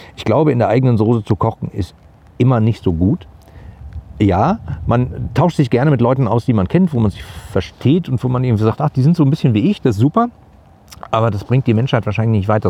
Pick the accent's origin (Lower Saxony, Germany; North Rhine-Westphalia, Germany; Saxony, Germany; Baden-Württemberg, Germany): North Rhine-Westphalia, Germany; Gladbeck; bei uns in, in Gladbeck, wo ich groß geworden bin